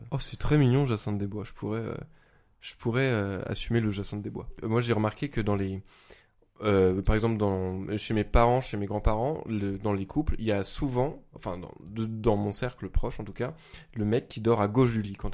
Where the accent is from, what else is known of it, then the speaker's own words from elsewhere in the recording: Auvergne-Rhône-Alpes, France; accent: Lyonnais; J'ai un accent lyonnais surtout.